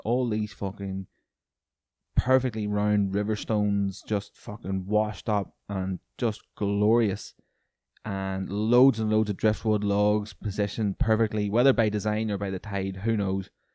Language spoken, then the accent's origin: English; Newry, Northern Ireland, United Kingdom; my hometown of Newry